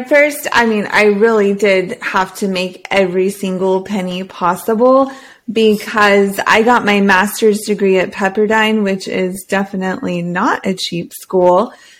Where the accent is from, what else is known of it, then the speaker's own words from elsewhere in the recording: Hawaii, United States; born there; So as a Marine, he was stationed in Oahu, and I was born in the Pink Hospital.